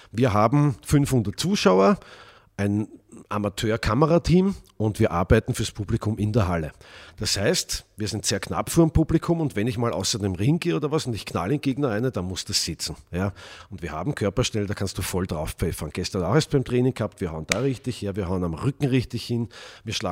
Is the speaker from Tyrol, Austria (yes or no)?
no; Vienna, Austria; Das war in Wien, meiner Heimatstadt.